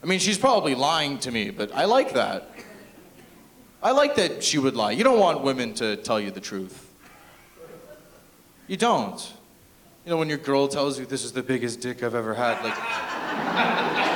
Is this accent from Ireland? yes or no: no; Toronto, Ontario, Canada; I am from Toronto